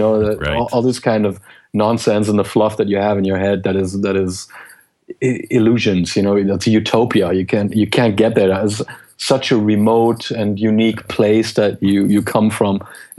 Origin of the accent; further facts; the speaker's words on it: Geneva, Switzerland; English is a second language; also born or lived in Germany; HP expatriated my father from Germany to Switzerland. I grew up in Geneva. I grew up in different countries. I learned different languages